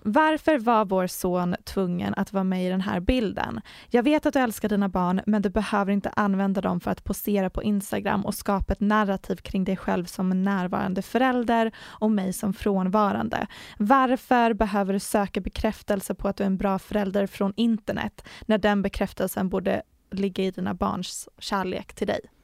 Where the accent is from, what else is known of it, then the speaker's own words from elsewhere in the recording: Sweden; som svensk